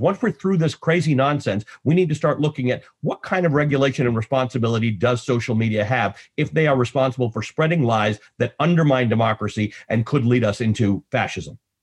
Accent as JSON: {"language": "English", "country": "Canada", "also_born_or_lived": "Nairobi, Kenya", "moved": "yes", "lives_now": "United States", "said": "I'm, I'm Canadian"}